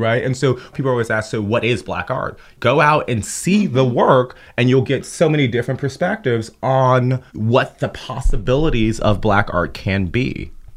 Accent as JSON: {"language": "English", "town": "Chicago", "region": "Illinois", "country": "United States", "tie": "born or raised there", "said": "I grew up in Chicago, but I was born in Cabrini Green housing projects"}